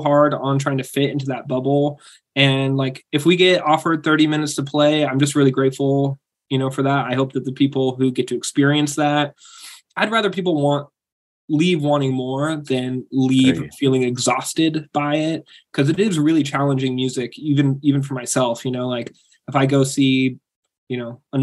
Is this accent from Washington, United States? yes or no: yes; Aberdeen, Washington, United States; moved away; also born or lived in Grays Harbor; Originally I'm from Aberdeen.